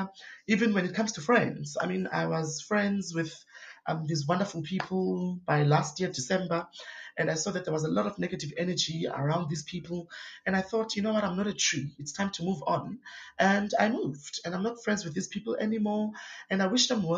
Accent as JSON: {"language": "English", "town": "Cape Town", "region": "Western Cape", "country": "South Africa", "tie": "born or raised there", "said": "I grew up Kwalanga, which is a township"}